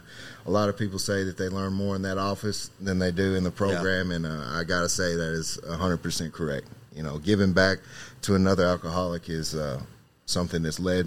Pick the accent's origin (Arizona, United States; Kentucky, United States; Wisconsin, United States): Kentucky, United States; Christian County; I am originally from Christian County, Kentucky